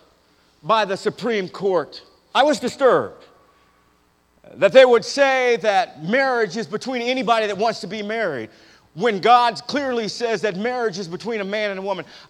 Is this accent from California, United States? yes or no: yes; Berkeley, California, United States; I grew up in Northern California, Berkeley, California, of all places